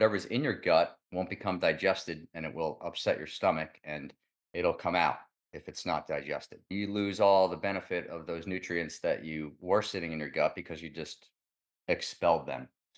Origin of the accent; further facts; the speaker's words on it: New York, United States; I love pizza. I'm from New York.